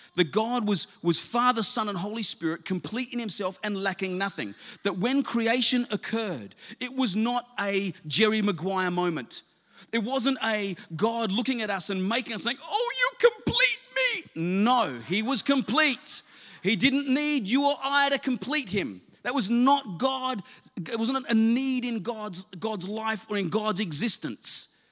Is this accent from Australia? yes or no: yes; South Australia, Australia; moved away; I was from South Australia originally